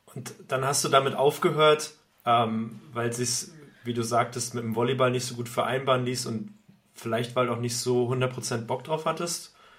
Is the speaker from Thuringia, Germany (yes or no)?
yes; Thuringia, Germany; now in Lübeck, Germany; ich komme vom Dorf aus Thüringen